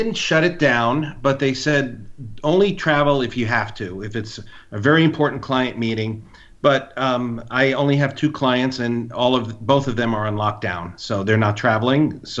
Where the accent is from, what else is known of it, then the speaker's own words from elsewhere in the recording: East Coast, United States; moved away; I grew up on the East Coast